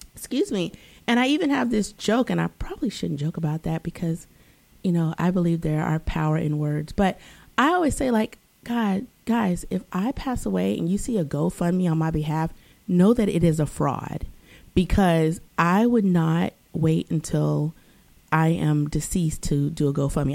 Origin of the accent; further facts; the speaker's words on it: the South, United States; moved away as an adult; also born or lived in East Coast; now in Los Angeles, United States; I was growing up in the South